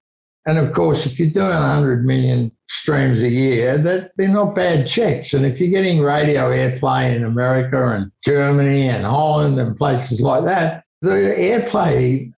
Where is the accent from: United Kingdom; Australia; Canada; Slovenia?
Australia; Launceston, Tasmania; also born or lived in Melbourne; now in Sydney, Australia; I moved from Launceston to Melbourne to Sydney and I look back and I sometimes think, you know, I wonder what it had been like if I had gone to Los Angeles or London in the 70s and set up there.